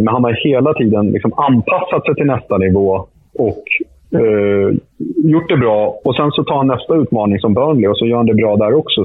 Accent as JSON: {"language": "Swedish", "country": "Sweden", "also_born_or_lived": "Stockholm", "said": "här hemma i Sverige"}